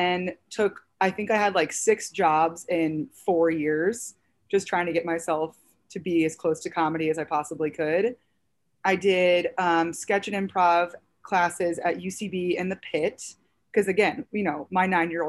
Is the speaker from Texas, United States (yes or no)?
no; St. Louis, Missouri, United States; now in New York City, United States; I'm originally from St. Louis, Missouri